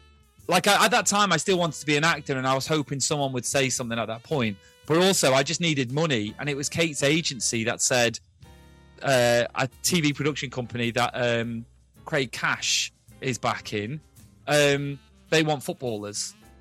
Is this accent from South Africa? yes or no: no; Ulster, Ireland; now in United Kingdom; I'm from Ireland originally, but I live in the UK now, so you can't really place where my accent's from. But, yeah, I'd love to go back to Donegal.